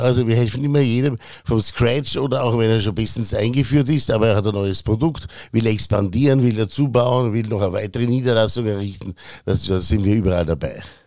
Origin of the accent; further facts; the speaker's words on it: Bregenz, Vorarlberg, Austria; moved away as an adult; also born or lived in Innsbruck / Vienna; now in Berlin, Germany; ich bin gebürtiger Bregenzer, in Bregenz in die Schule gegangen